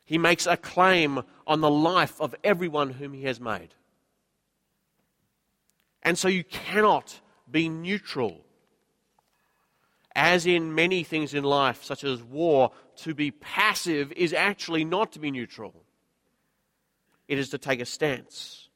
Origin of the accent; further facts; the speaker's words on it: Queensland, Australia; now in Sydney, Australia; I'm a Queenslander